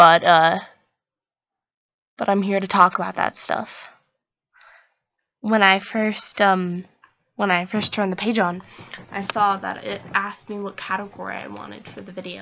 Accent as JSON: {"language": "English", "region": "Oregon", "country": "United States", "said": "I am from Oregon"}